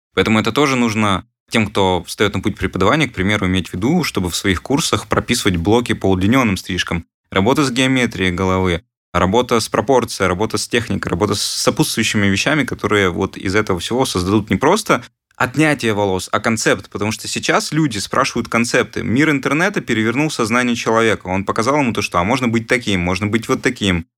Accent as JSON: {"language": "Russian", "town": "Perm", "region": "Perm Krai", "country": "Russia", "tie": "born or raised there", "said": "в Перми, в родном городе, откуда я сам"}